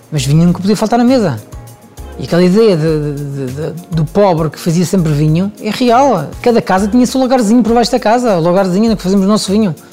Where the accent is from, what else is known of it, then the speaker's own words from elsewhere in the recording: Switzerland; now in Portugal; Eu venho da, venho da Suíça ainda muito jovem. Chego a Portugal, começo a minha carreira em hotéis três estrelas